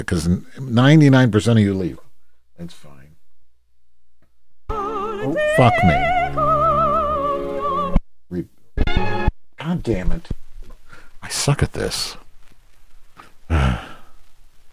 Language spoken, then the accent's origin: English; Chicago, Illinois, United States; I'm from Chicago.